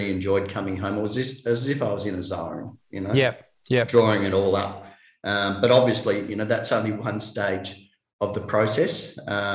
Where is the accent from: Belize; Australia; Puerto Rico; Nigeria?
Australia; Tasmania; I'm from Tasmania